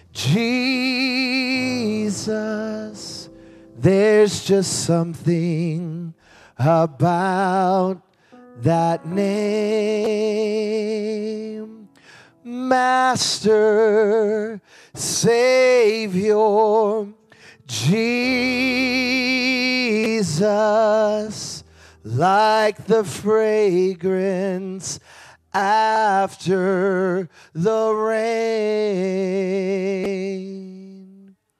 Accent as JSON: {"language": "English", "town": "Chicago", "region": "Illinois", "country": "United States", "said": "I'm from Chicago"}